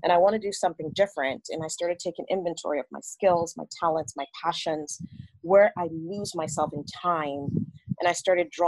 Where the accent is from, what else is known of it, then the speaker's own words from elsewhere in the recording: Nigeria; moved away as an adult; also born or lived in Canada / Sierra Leone; now in United States; I'm from Sierra Leone, grew up in Nigeria, was born in Canada. I grew up in Nigeria, came to the United States when I was about 20 and a half years old